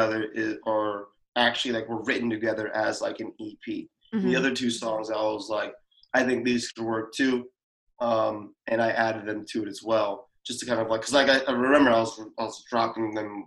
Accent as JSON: {"language": "English", "country": "United States", "tie": "born or raised there", "said": "Growing up in America as a Black person."}